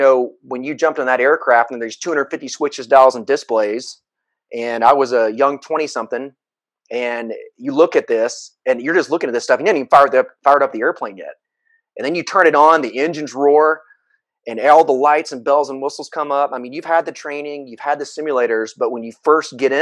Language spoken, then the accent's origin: English; Atlanta, Georgia, United States; I come from the Atlanta, Georgia area. I actually live here now, but I was born and raised here.